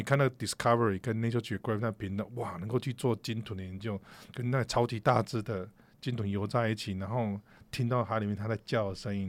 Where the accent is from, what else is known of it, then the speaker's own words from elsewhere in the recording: Taichung, Taiwan; 从小 在 台中